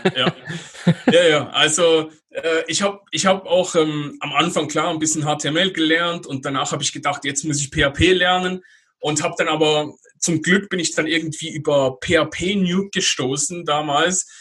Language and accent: German; Basel, Basel-Stadt, Switzerland; moved away as an adult; meine Heimatstadt, über Basel